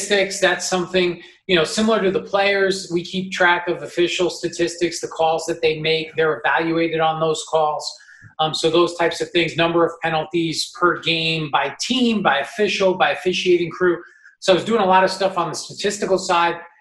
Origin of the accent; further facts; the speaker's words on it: New York, United States; I'm from New York